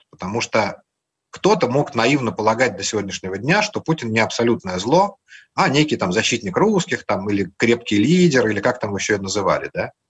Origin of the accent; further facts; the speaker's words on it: Latvia; Я говорил, что я из Латвии.